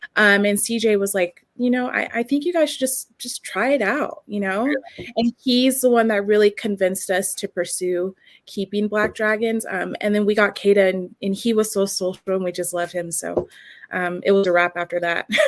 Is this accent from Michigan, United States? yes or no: no; San Diego, California, United States; now in Wyoming, United States; That's where I'm living like, right now. I'm from San Diego